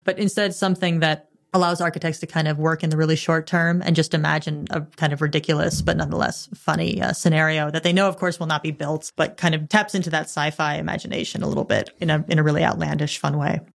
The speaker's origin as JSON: {"language": "English", "country": "United States", "said": "I'm an American tourist"}